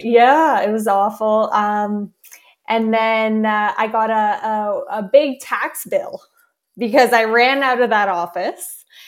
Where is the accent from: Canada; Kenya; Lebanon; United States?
Canada; I'm Canadian